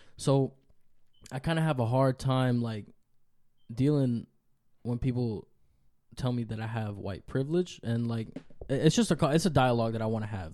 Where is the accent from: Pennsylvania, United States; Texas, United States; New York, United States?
New York, United States; New York City; also born or lived in Dominican Republic; I was born in New York City, but it just so happened that my mom was here.